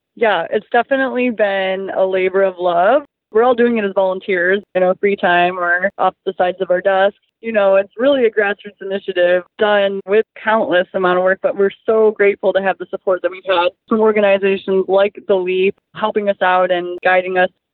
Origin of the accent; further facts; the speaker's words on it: Flint, Michigan, United States; moved away as an adult; now in Oshawa, Canada; in Flint, where I was from, I was actually a shop steward at the library that I worked at there